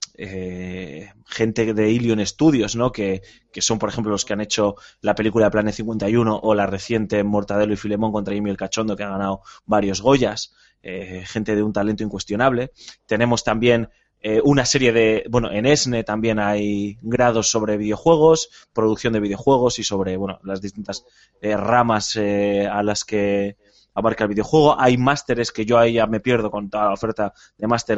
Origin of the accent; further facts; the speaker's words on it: Spain; como somos españoles